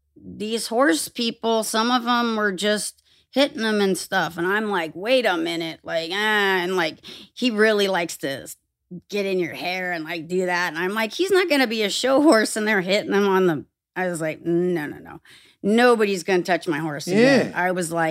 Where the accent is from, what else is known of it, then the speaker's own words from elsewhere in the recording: California, United States; I had a pony when I grew up in Orange County. And fruit stands and the city of Orange, orange groves.